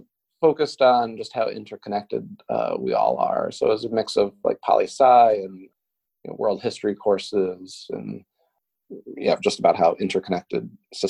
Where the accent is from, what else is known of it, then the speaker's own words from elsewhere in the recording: Colonie, New York, United States; moved away as an adult; also born or lived in Washington, District of Columbia, United States / Burlington, Vermont; Born and raised in Colony. I went to Colony High, which is South Colony School District. Yeah, I lived here most of my life. I went to college in Colony. I went to Siena College, which is in Loudonville.